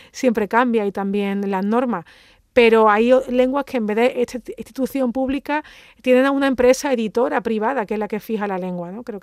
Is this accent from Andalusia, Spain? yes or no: yes; Andalusia, Spain; yo, que soy andaluza, me siento plenamente incluida